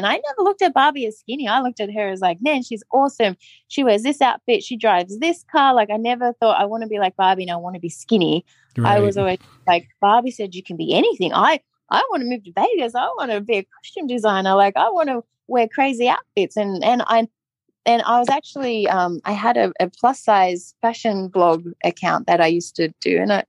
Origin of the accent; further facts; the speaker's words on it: Australia; being like a plus size girl in the 90s growing up in Australia